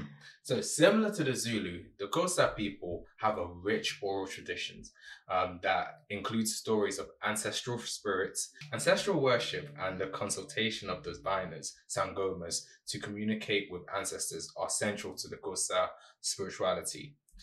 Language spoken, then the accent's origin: English; Nigeria; Being Nigerian